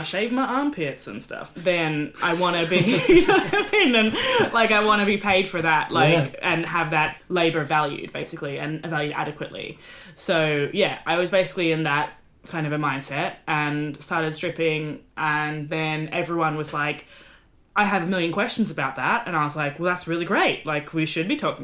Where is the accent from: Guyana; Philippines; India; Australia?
Australia; now in United Kingdom; I'm Australian in the UK